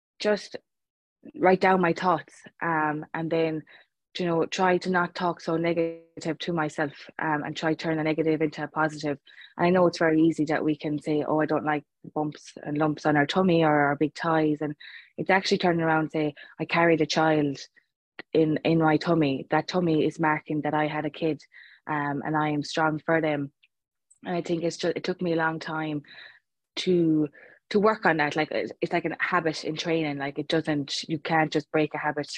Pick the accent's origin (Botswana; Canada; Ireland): Ireland; Clare, Munster; moved away; I'm actually originally from Clare